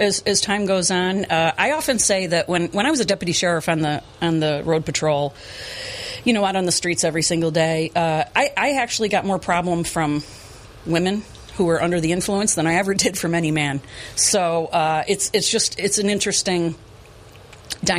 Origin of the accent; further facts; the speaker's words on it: Chenango Bridge, New York, United States; I grew up in Chenango Bridge